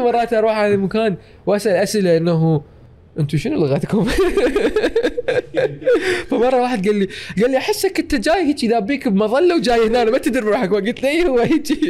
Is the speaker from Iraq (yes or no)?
yes; Iraq; moved away; also born or lived in United States / Canada; وبما انه انا عراقي واحمد جواز عراقي